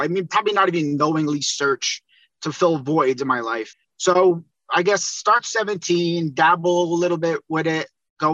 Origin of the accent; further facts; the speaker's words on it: Northern New Jersey, United States; I'm from Northern New Jersey.